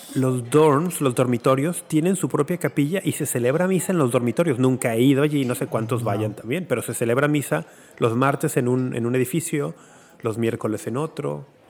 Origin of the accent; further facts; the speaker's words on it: Guadalajara, Jalisco, Mexico; moved away; cuando era niño y adolescente en Guadalajara